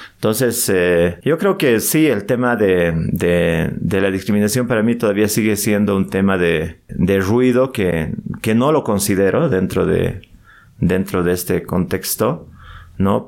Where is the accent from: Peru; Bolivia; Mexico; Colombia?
Bolivia; nosotros que somos bolivianos